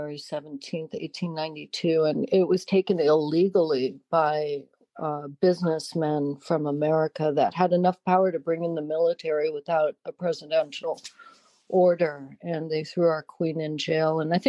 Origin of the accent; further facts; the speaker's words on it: Hawaii, United States; I'm Hawaiian and Chinese and Irish and Welsh, and my mother comes from Grosse Pointe, Michigan.